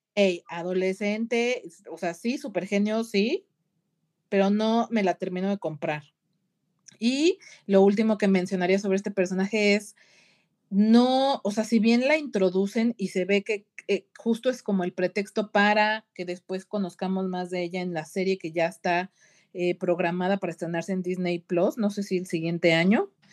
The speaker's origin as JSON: {"language": "Spanish", "country": "Mexico", "said": "como mexicana"}